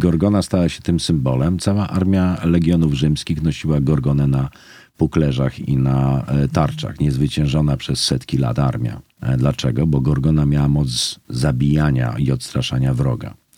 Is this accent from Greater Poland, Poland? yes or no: yes; Poznań, Greater Poland, Poland; moved away as an adult; now in Kraków, Poland; ja jestem z Poznania